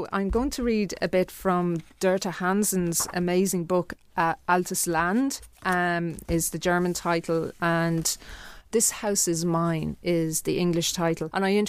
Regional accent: Ireland; You know, I feel very connected to being Irish, but I also feel very connected to being somebody with roots on the mainland continent.

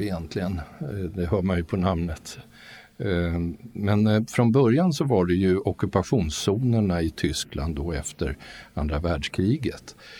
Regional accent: Sweden; mig som rikssvensk då född på 50-talet

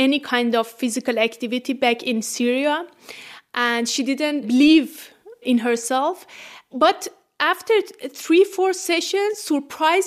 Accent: Iran; English is a second language; moved away as an adult; now in Freiburg, Germany; I'm from Iran originally and doing my PhD here in Freiburg.

